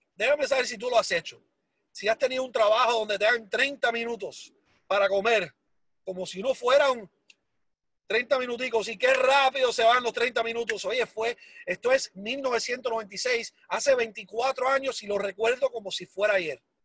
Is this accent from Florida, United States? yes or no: yes; Hialeah, Florida, United States; also born or lived in Cuba; yo nací en Cuba, me crié en Miami desde los ah, tres años de edad. Ah, y entonces, ah, así que quiero que sepan que el inglés mío es mucho, mucho mejor que el español